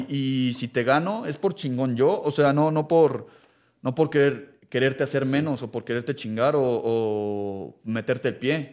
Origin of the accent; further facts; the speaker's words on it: Mexico; yo soy mexicano